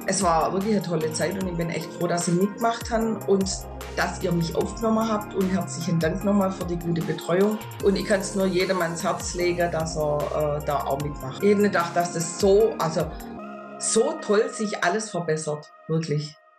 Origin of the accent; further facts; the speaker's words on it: near Stuttgart, Baden-Württemberg, Germany; ich komme aus der Nähe von Stuttgart